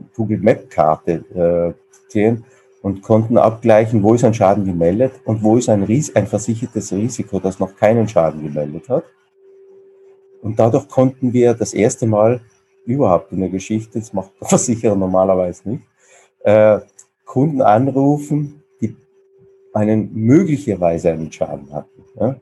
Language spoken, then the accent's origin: German; South Tyrol, Trentino-Alto Adige, Italy; moved away as an adult; also born or lived in Vienna; wie man vielleicht unschwer hören kann, jetzt kein gebürtiger Kölner und äh, ich komme aus sehr weit aus dem Süden, also aus dem südlichsten Teil, wo man noch Deutsch spricht, aus Südtirol